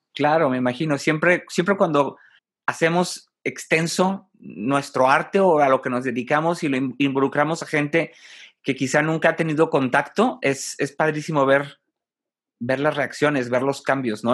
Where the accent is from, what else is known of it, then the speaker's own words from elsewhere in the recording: Mexico; Como mexicano